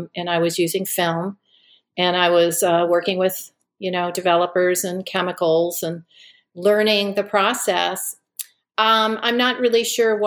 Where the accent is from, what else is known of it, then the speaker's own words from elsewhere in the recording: Connecticut, United States; moved away as an adult; also born or lived in Charlottesville, Virginia / Missoula, Montana; I was raised in Connecticut